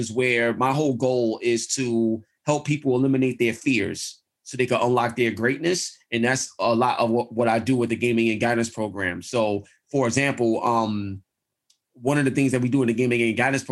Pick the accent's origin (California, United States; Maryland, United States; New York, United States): New York, United States; New York City; I'm from East New York, Brooklyn.